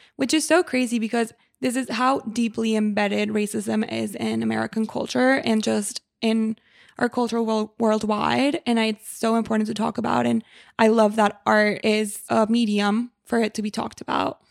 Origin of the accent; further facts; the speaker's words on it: Mexico; moved away; I grew up in Mexico